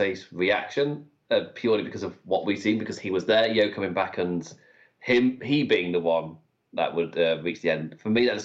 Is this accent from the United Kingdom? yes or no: yes; United Kingdom; I'm British. We're born for this